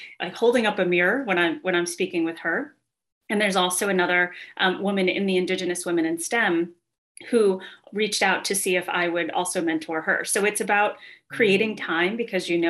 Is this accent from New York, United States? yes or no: yes; Shinnecock Indian Reservation, Long Island, New York, United States; moved away as an adult; also born or lived in Bronx, New York; now in Boston, United States; So I was born on Long Island, grew up in the Bronx, and moved out to the Shinnecock Indian Reservation on Long Island when I was going into kindergarten. So I grew up on the reservation until I went to college